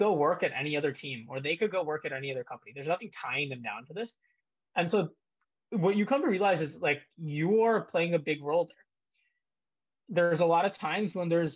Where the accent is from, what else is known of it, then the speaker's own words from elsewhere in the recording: India; moved away; also born or lived in United States; I was born in India, spent a lot of my childhood there